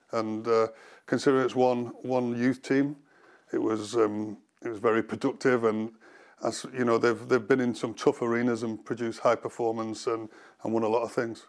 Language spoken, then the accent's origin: English; Cheshire, North West England, United Kingdom; growing up in the Cheshire area